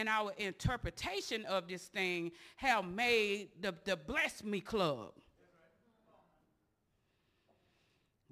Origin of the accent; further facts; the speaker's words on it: Osceola, United States; I'm from Osceola. Osceola is divided up between Babylon, the Projects, Wildcat, and who? College Hill, Fieldstone